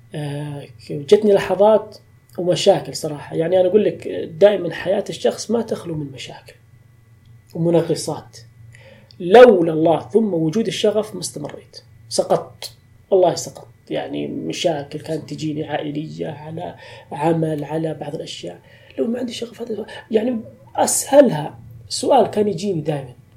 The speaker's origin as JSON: {"language": "Arabic", "town": "Tabuk", "region": "Tabuk Province", "country": "Saudi Arabia", "said": "واخدم مدينتي"}